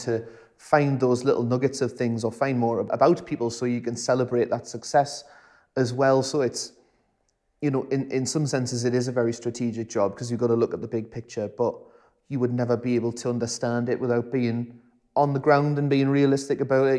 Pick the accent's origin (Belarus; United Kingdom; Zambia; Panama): United Kingdom; South Tyneside, North East England; I was from South Tyne